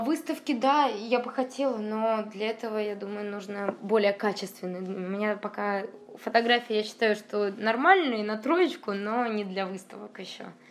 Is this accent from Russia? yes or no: yes; Saint Petersburg, Russia; я из Петербурга, но иду обратно с Владивостока домой.